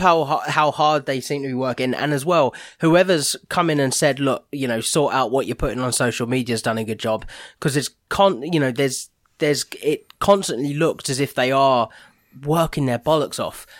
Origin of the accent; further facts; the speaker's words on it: Watford, East of England, United Kingdom; I was born in Watford